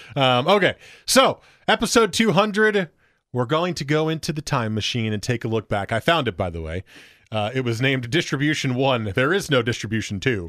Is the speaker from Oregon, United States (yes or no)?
yes; Portland, Oregon, United States; I'm from Portland, Oregon. I'm just here visiting